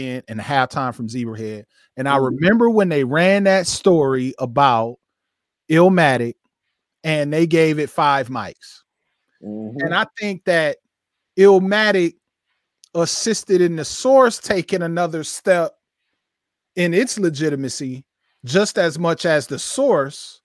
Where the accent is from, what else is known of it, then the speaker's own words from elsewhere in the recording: Flint, Michigan, United States; I grew up in Flint. Flint, 130,000 people, 50 minutes north of Detroit